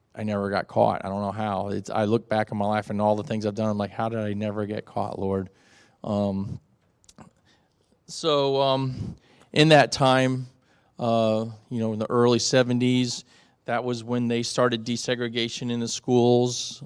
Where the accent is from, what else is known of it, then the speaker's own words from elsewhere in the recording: South Florida, United States; moved away; in my first twelve years of my life, I had the classic American life, uh, growing up in South Florida